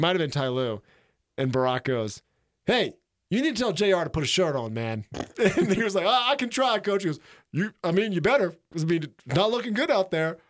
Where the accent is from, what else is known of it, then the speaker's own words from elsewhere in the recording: Florida Panhandle, United States; now in Jackson Hole, United States; I'm from the Panhandle